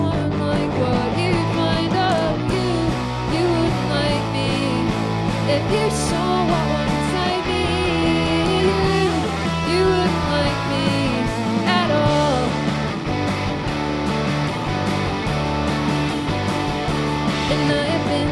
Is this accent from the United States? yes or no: no; Auckland, New Zealand; we're from Auckland, New Zealand